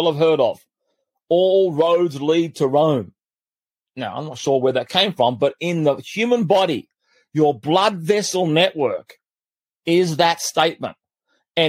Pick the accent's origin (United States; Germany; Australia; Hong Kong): Australia; I grew up in Australia at one stage when I was about 10, 11, 12 years of age